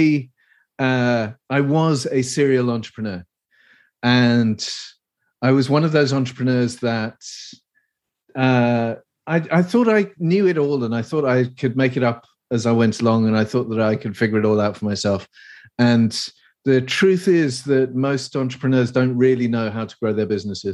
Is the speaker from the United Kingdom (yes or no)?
yes; England, United Kingdom; accent: posh; Obviously, I'm English. I'm from the United Kingdom. I live in the UK mostly